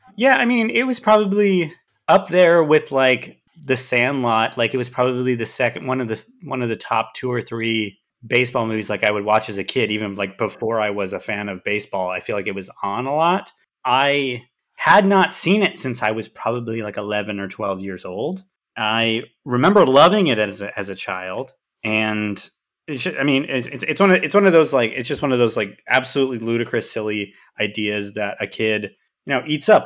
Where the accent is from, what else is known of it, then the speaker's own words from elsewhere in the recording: Southern Oregon, United States; I'm from Oregon. There's no team in Oregon. There's no, in, in Southern Oregon, there's not really any team even close to me.